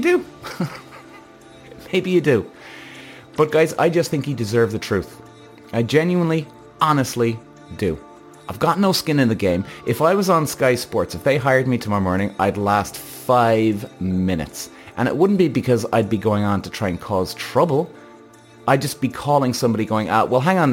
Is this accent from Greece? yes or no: no; Ireland; I'm Irish